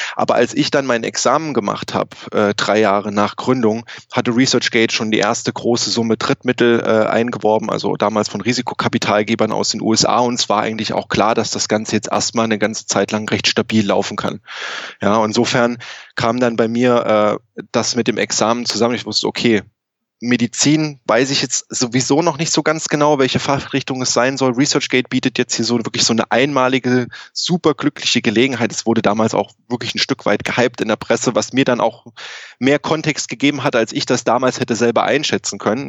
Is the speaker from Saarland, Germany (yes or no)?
yes; Saarland, Germany; moved away as an adult; also born or lived in Thuringia / Hanover; now in Canada; Ich bin aber gebürtig aus Deutschland, also eigentlich aus dem, der ehemaligen DDR. Äh, ich komme aus Thüringen und bin im Saarland aufgewachsen